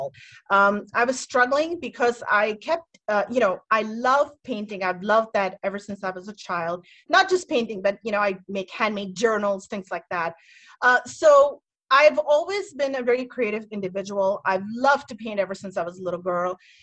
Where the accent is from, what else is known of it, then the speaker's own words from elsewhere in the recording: Metro DC area, Maryland, United States; moved away as an adult; now in Indiana, United States; I'm here in my hometown, I guess I'm in Maryland